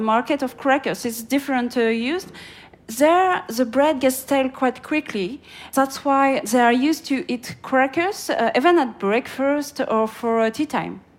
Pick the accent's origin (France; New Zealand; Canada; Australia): France; in France, uh, I'm French